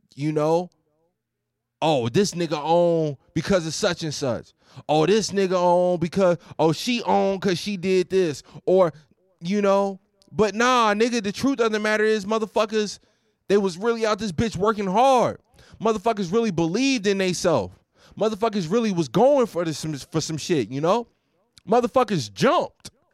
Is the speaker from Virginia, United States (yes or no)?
yes; Roanoke, Virginia, United States; moved away as an adult; also born or lived in Houston; now in Glendale, California, United States; I've lived in the Noke over the past ten years